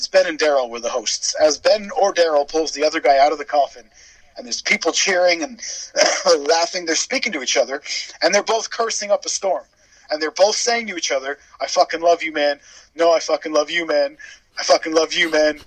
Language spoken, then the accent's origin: English; Canada; moved away as an adult; now in Wales, United Kingdom; I was born in Wales, but I grew up in Canada and then moved back to Wales in my adulthood. So I am a Welsh Canadian